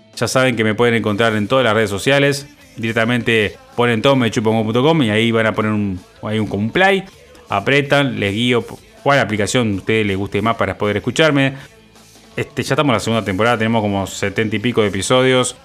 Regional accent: Uruguay; soy uno más de todos los uruguayos

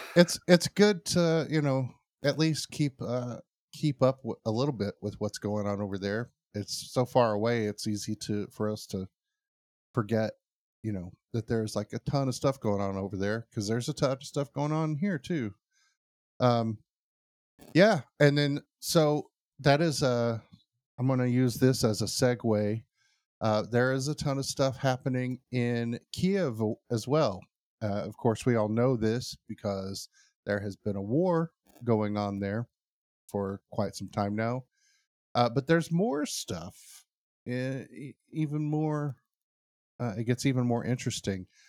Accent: United States; I'm American

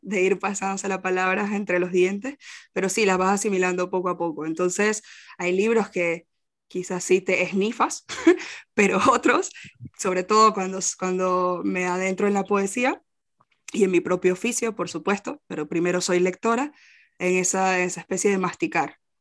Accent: Venezuela; moved away as an adult; also born or lived in Costa Rica / Portugal; now in Spain; yo soy de Venezuela, pero viví en Costa Rica y así pude venir a España

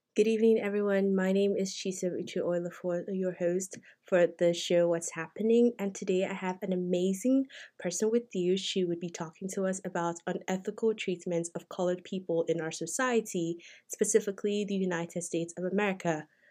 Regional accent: Nigeria; moved away as an adult; I'm not African American. I am Nigerian. I came here as a student

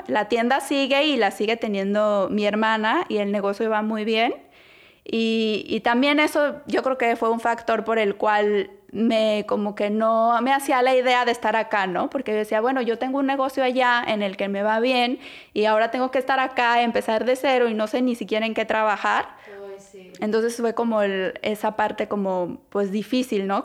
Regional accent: Guadalajara, Jalisco, Mexico; moved away as an adult; now in Toronto, Canada; soy mexicana de Guadalajara, Jalisco, tengo 32 años. Y eh, bueno, soy, estudié diseño gráfico en Guadalajara. Toda mi vida viví en Guadalajara hasta que me casé y me vine acá a vivir a Canadá

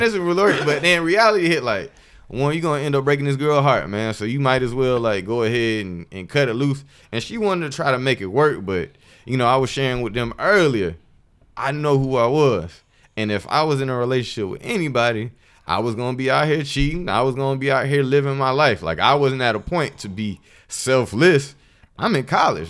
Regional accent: Columbus, Georgia, United States; I'm from Columbus, Georgia, by the way. Shout out to seven oh six.

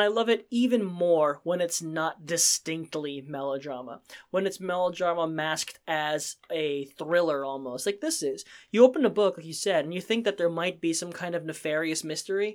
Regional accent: Pennsylvania, United States; as a Asian American myself, um, there, if someone who struggled with feeling like an outsider growing up in Pennsylvania where there's, was one of the only Asians in the school

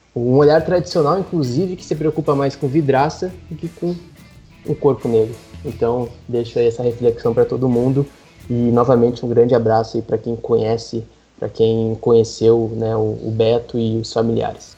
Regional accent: Rio Grande do Sul, Brazil; moved away; no Carrefour em Porto Alegre, justamente num estado aonde eu nasci, né, onde eu vivi e sempre volto anualmente

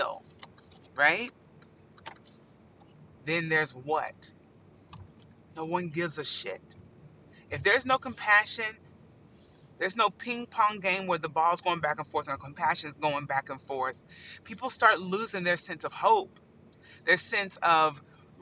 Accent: Indiana, United States; I grew up in Indiana.

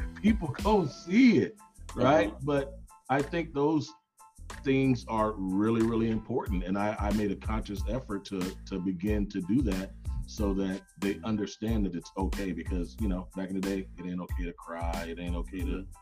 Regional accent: Los Angeles, California, United States; I grew up in South Central

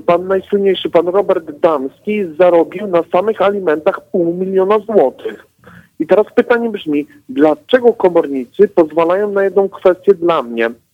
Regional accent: Katowice, Silesian Voivodeship, Poland; jestem z Katowic

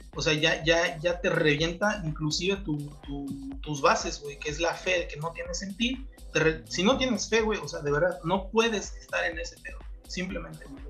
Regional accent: Oaxaca, Mexico; yo que soy de acá de Huaco

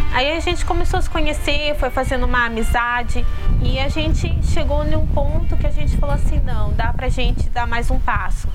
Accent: Piracicaba, São Paulo, Brazil; sou de Piracicaba, tenho 30 anos

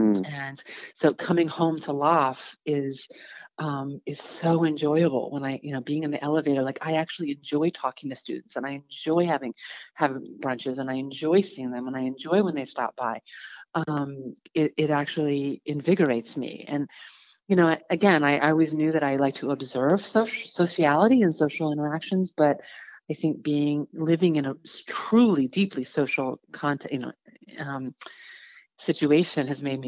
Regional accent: New York, United States; doing tours that I would never, even like touristy things that I never did as a New Yorker

